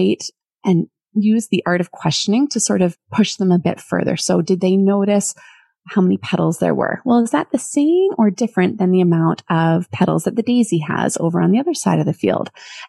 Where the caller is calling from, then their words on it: Port Moody, British Columbia, Canada; I come from Port Moody in British Columbia.